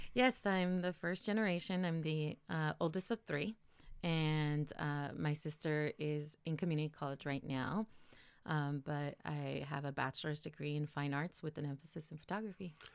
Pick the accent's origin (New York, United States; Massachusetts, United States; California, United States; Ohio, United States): California, United States; Guadalupe; also born or lived in Santa Maria / Sonora, Mexico / Jalisco, Mexico / Los Angeles; I was born here in Santa Maria, lived in Guadalupe, uh, most of my life